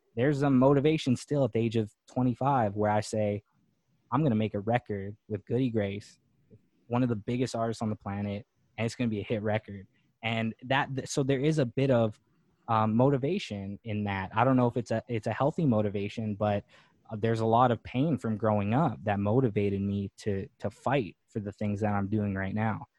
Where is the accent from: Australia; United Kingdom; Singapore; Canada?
Canada; Winnipeg, Manitoba; moved away as an adult; now in Los Angeles, United States; growing up in Winnipeg, Manitoba.